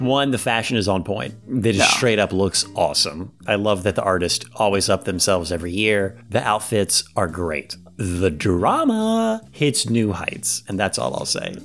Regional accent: Ohio, United States; we're from Ohio

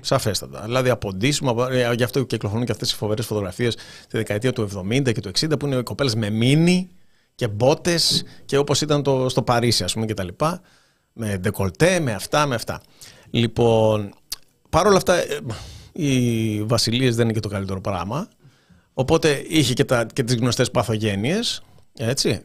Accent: Keratsini, Attica, Greece; μεγάλωσα στον Πειραιά, στο Κερατσίνι

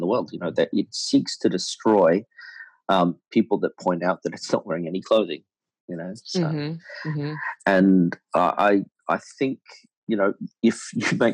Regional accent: Australia; I was born in Australia

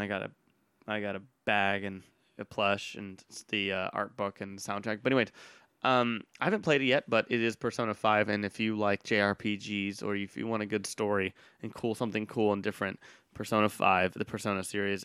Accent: Austin, Texas, United States; Austin, Texas, my hometown

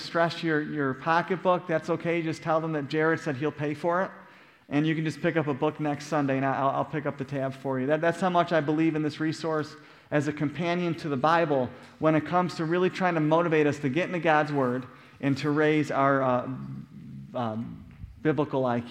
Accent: Buffalo, New York, United States; moved away; growing up in Buffalo, New York.

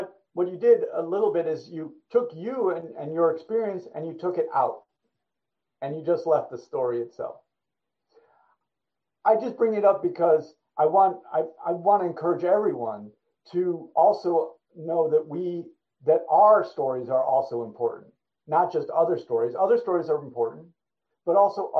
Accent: New York, United States; I grew up in New York.

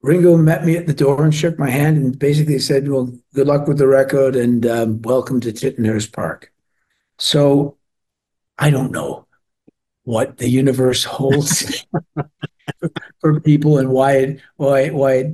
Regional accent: Toronto, Ontario, Canada; also born or lived in Glasgow, Scotland; I was born in Glasgow and we were growing up in Toronto

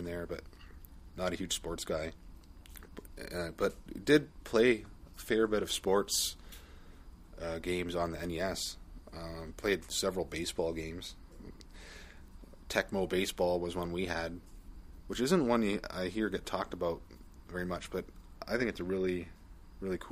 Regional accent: Canada; I'm Canadian

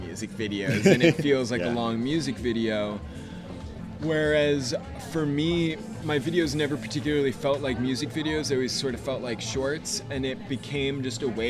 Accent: United States; I grew up right outside of New York City

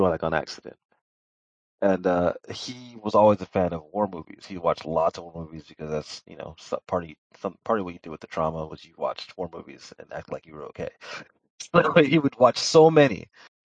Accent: Louisiana, United States; I'm from Louisiana

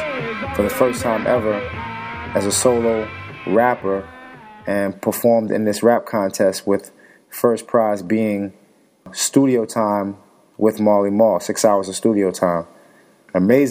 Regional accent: New York City, New York, United States; Growing up in Brownsville, Brooklyn, in the projects

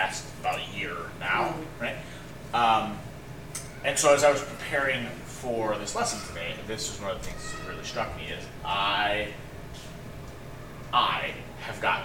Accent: United States; as American Christians

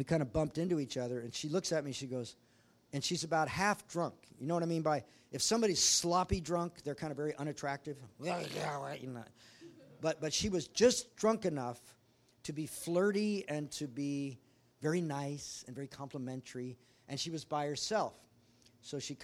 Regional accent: Hawaii, United States; I'm from Hawaii.

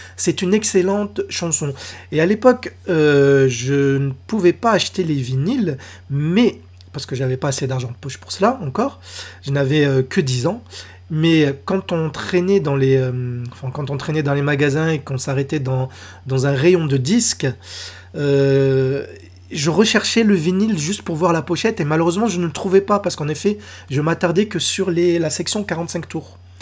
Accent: France; chez nous en France

